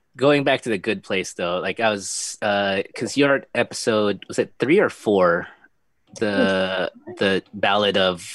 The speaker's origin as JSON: {"language": "English", "country": "Philippines", "said": "\"Hey, you Filipino?\" I'm like, \"Yeah.\""}